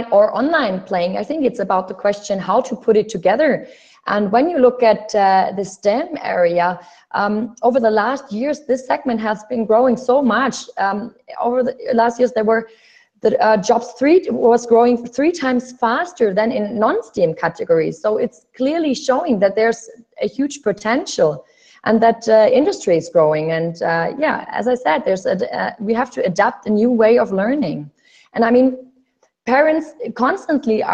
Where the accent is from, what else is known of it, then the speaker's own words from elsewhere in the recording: Berlin, Germany; I'm born and raised in Berlin